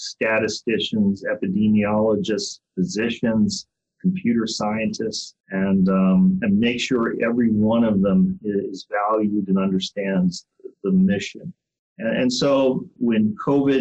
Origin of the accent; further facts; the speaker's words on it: Ohio, United States; moved away as an adult; also born or lived in Ann Arbor, Michigan; now in Houston, United States; I was born in Ohio and went to the University of Cincinnati